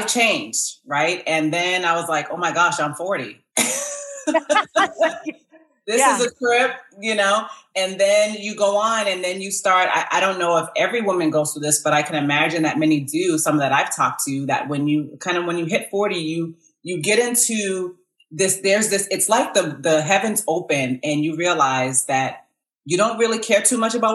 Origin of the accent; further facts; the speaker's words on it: Massachusetts, United States; moved away as an adult; now in Georgia, United States; I was born and raised in Massachusetts